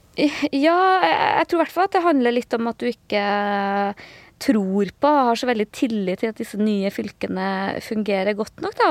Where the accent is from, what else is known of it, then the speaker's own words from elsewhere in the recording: Trøndelag, Norway; jeg føler meg som trønder, men jeg føler meg også som, som nordtrønder